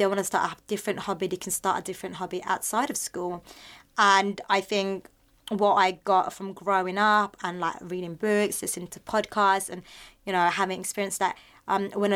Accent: Philippines; I'm just being a Filipino

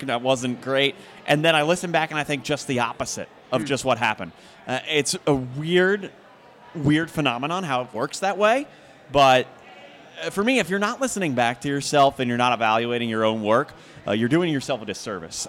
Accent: Philadelphia, Pennsylvania, United States; moved away; I grew up in Philadelphia, so I grew up listening to Merrill Reese and Mike Quick

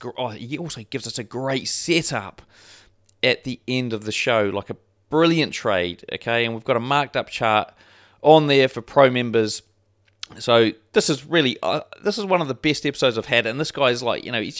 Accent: New Zealand; accent: New Zealand; Yeah, I've probably got the worst New Zealand accent ever in terms of it being strong. It's just not strong at all.

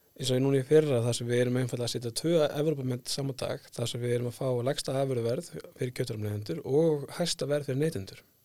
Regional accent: Skagafjörður, Northwestern Region, Iceland; now in Selfoss, Iceland; ég fættur upp á landbáðastöðum í Skagafjörði

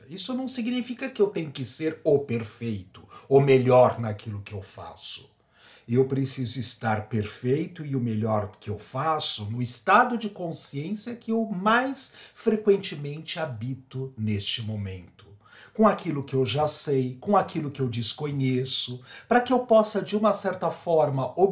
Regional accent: São Paulo, Brazil; now in Sorocaba, Brazil; Eu sou paulista, paulistano da Gema, mas de uma certa forma resolvi viver no interior.

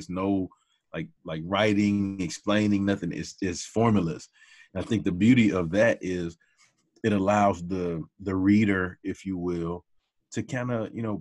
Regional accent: Hearne, Texas, United States; moved away as an adult; also born or lived in Dallas, Texas; we moved back to my mom's hometown of Hearn. And that's where I grew up

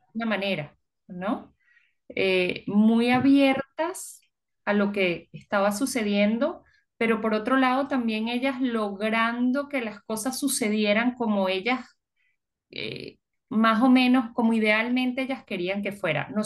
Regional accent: Venezuela; moved away; also born or lived in United States / Peru / Puerto Rico; nosotros cuando salimos de Venezuela

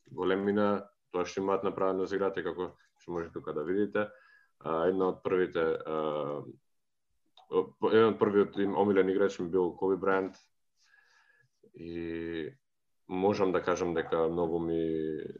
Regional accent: Prilep, Pelagonia, North Macedonia; moved away as an adult; а, сум од Прилеп.

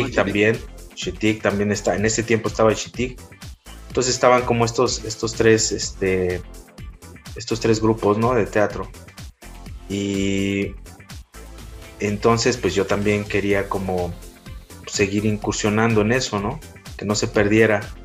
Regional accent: Taxco, Guerrero, Mexico; moved away as an adult; el hecho de ser foráneo, bueno, de guerrero, ¿no? Te imaginas, no, pues este guerrerense

